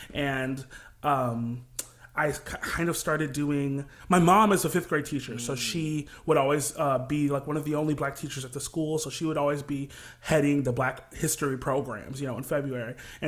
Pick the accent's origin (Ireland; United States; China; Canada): United States; Kalamazoo, Michigan; now in New York, United States; I'm a Midwest boy, corn-fed through and through, and I'm from a small town called Kalamazoo, Michigan. It's a very homey, kind of liberal, artsy town, right there, smack dab in the middle of Michigan, pretty much, and I grew up kind of in church singing